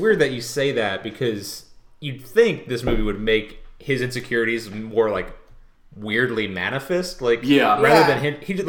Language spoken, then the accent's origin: English; Florida, United States; I grew up in Florida.